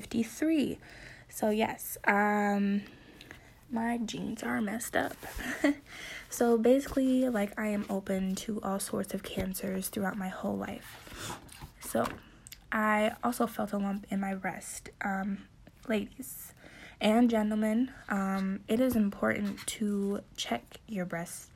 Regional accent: Wisconsin, United States; I am from Wisconsin

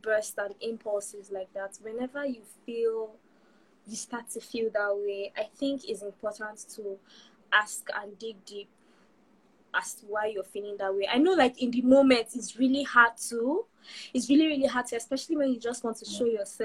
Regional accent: Nigeria; moved away as an adult; also born or lived in United Kingdom; last year was the first time I moved away from Nigeria. I was in the UK all by myself for a whole year

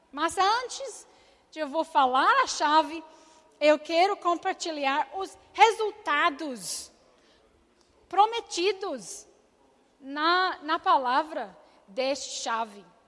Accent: Scotland, United Kingdom; Portuguese is a second language; moved away as an adult; eu nasci na Escócia

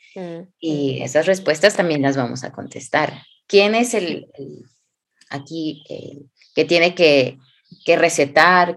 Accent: Hidalgo, Mexico; moved away; also born or lived in Xalapa, Veracruz; yo soy del hermoso estado de Hidalgo, México

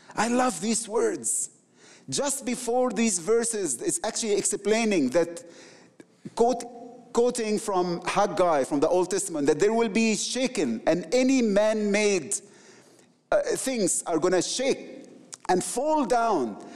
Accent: Egypt; I'm from the Middle East, the Coptic people, my people

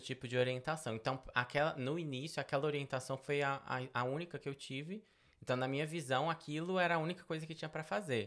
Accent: Belo Horizonte, Minas Gerais, Brazil; moved away as an adult; also born or lived in Betim; now in United States; Eu sou natural de Belo Horizonte, nasci em Belo Horizonte.

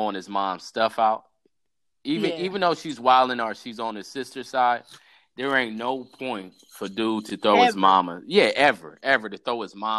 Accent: United States; we're from Africa, technically, but we're American born

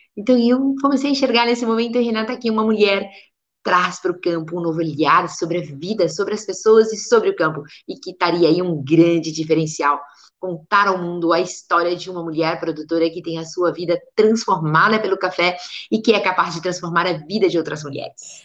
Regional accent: Areado, Minas Gerais, Brazil; aqui onde eu nasci, aqui em Areado

